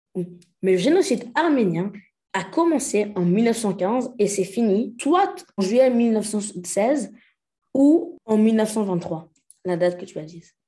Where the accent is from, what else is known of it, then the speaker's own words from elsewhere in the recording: Senegal; je suis sénégalais